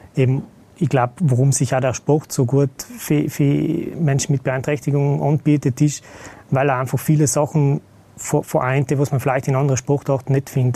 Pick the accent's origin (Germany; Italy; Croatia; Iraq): Italy; South Tyrol, Trentino-Alto Adige; moved away as an adult; now in Vienna, Austria; ursprünglich bin ich Südtiroler